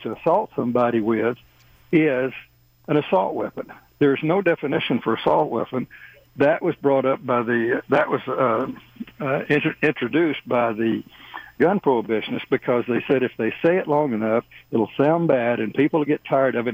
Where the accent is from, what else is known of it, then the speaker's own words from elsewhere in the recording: Texas, United States; moved away; I'm originally from Texas